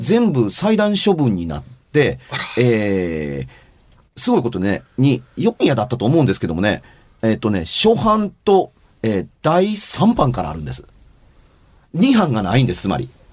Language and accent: Japanese; Amagasaki, Hyogo, Japan; moved away as an adult; 尼崎に住んでた時